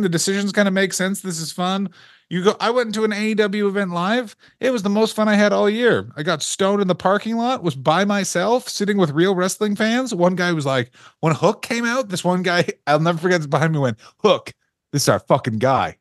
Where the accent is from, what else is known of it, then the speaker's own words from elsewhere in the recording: Canada; as a Canadian person